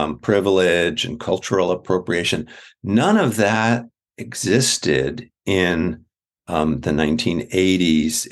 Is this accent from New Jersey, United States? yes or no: yes; New Jersey, United States; moved away as an adult; also born or lived in Massachusetts; now in Homer, United States; I grew up in the suburbs of New Jersey